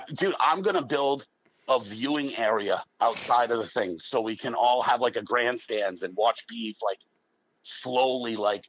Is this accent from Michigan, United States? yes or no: no; Massachusetts, United States; now in Florida, United States; I'm from Massachusetts, but like on the Rhode Island line.